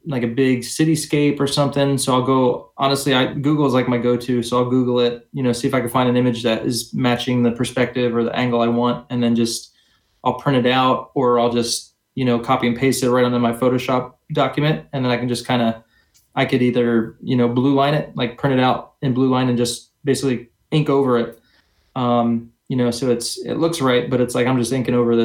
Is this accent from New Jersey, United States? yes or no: yes; New Jersey, United States; I grew up in New Jersey.